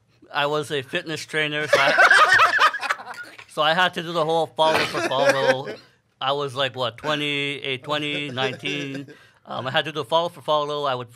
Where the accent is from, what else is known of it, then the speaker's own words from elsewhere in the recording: Montreal, Quebec, Canada; moved away as an adult; now in Vancouver, Canada; I hail from Montreal. I'm here from Vancouver. I'm here for comedy. I've been in Vancouver since 2019. From Montreal